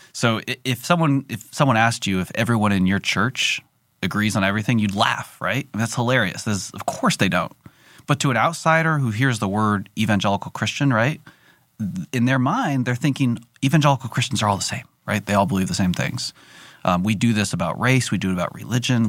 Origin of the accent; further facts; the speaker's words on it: California, United States; I'm from California